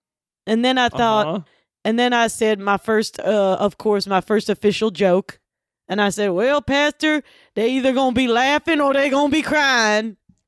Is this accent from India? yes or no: no; Butcher Holler, Kentucky, United States; And we're, you know, we grew up in Kentucky. Actually, Butcher Holler, which is where, of course, … is from.